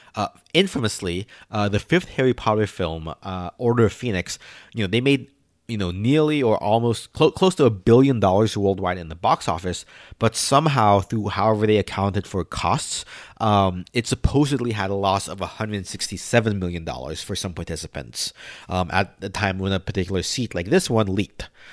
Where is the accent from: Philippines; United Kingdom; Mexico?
Philippines; now in United States; I'm Filipino